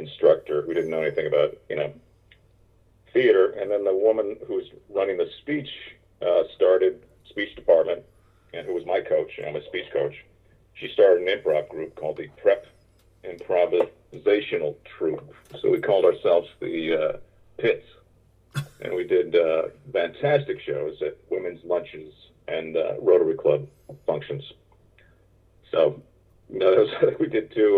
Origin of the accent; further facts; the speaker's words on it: Omaha, Nebraska, United States; I grew up in Omaha